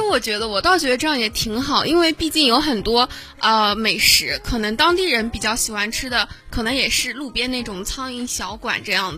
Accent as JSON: {"language": "Chinese", "region": "Northeast China", "country": "China", "said": "咱们东北人吃的那个大拉皮"}